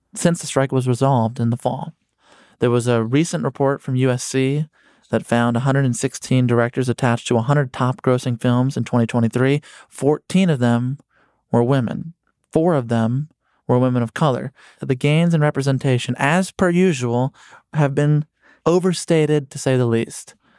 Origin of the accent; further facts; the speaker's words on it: Chicago, Illinois, United States; I'm from Chicago